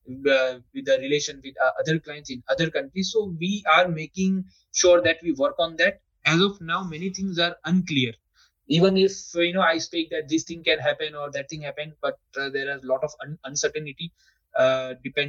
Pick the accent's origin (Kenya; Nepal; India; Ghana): India; we are always ahead as an Indian